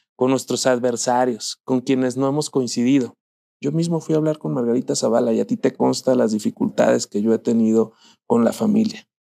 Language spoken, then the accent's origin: Spanish; Zamora, Michoacán, Mexico; en Zamora, mi tierra natal